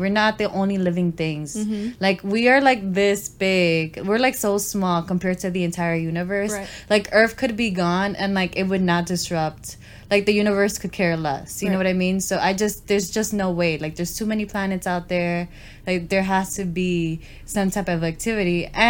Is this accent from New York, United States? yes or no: yes; New York City, New York, United States; I would leave my hometown mm-hmm. In a heartbeat. Y'all could come visit. I mean, I feel like I've already experienced everything that New York has to offer.